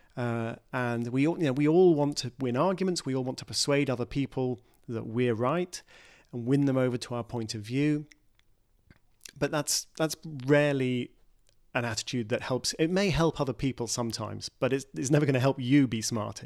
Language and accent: English; United Kingdom; in my home country, Brexit